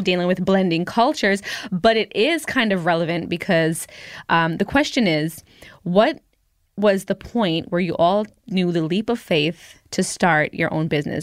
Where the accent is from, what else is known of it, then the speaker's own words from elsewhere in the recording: United States; also born or lived in Jamaica (roots); I'm American 'cause I was born here